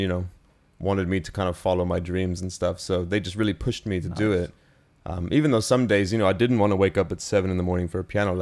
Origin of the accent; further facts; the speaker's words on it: United Kingdom; also born or lived in New York, United States; My whole family moved to the UK in 2005